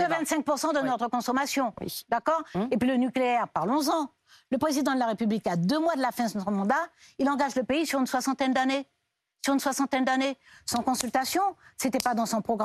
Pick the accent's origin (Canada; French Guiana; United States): French Guiana; moved away as an adult; Je suis née, j'ai grandi en Guyane